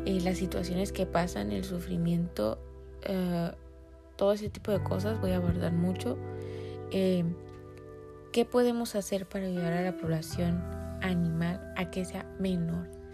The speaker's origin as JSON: {"language": "Spanish", "town": "Tijuana", "region": "Baja California", "country": "Mexico", "said": "en el país de donde yo soy, específicamente Tijuana, Baja California"}